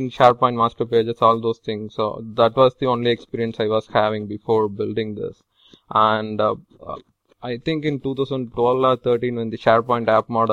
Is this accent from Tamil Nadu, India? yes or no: yes; Tamil Nadu, India; moved away as an adult; now in Providence, United States; I'm from Tamil Nadu, southern part of India